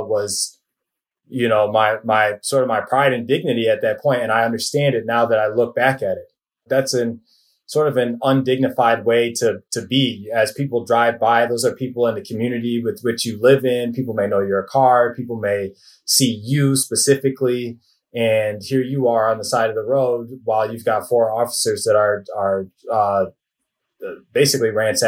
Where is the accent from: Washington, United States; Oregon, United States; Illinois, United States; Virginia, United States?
Illinois, United States; Northwest suburbs of Chicago; I grew up in the Northwest suburbs